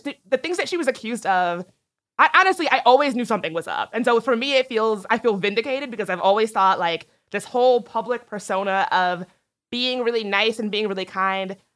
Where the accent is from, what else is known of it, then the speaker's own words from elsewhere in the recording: East Coast, United States; I grew up on the East Coast